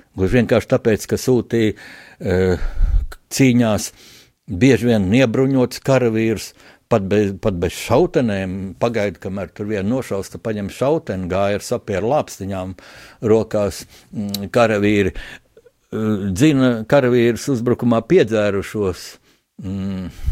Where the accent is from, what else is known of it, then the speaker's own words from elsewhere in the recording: Latvia; Es arī pats kā, kā latvietis, kā kristietis